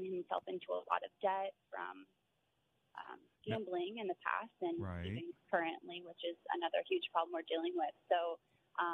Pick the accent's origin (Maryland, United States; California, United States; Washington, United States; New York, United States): Maryland, United States; moved away; also born or lived in Virginia; I'm actually traveling from Virginia for my family's house back home to Maryland